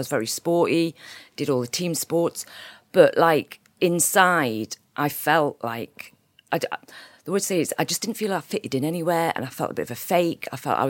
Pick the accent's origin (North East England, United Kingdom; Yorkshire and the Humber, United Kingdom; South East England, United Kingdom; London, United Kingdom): North East England, United Kingdom; Hexham; I was raised in Northumberland, actually. I went to school in a place called Hexham, very countrified town, but sort of based around Newcastle. I'm based in Newcastle now.